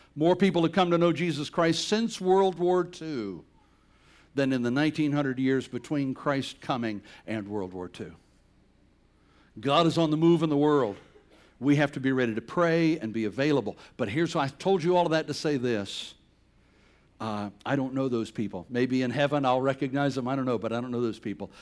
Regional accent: Bladenboro, North Carolina, United States; moved away; Bladinboro's a little town of a thousand people, southeast corner of, of North Carolina

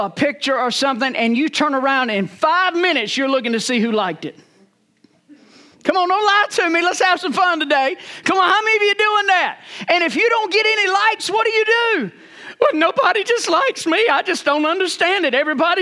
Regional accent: Rocky Mount, North Carolina, United States; I was born and raised in Rocky Mount, North Carolina

